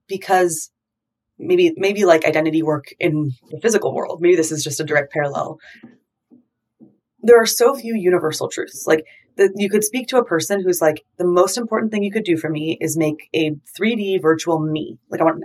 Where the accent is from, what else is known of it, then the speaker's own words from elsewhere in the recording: California, United States; I grew up in California, growing up in the West